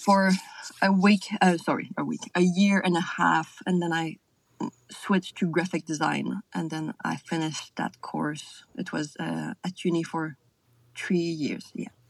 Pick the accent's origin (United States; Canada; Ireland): Canada; South Shore of Montreal, Quebec; first language French; English is a second language; moved away as an adult; also born or lived in France / Scotland; now in New Zealand; I'm from the South Shore, so like I mean, I just take the bridge and I'm in Montreal, but it's like the Montreal region